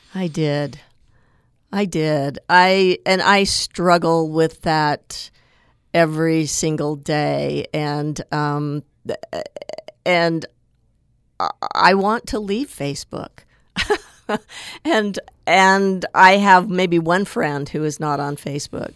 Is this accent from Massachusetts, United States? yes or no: no; Tooele, Utah, United States; I grew up in Tooele in Utah's West Desert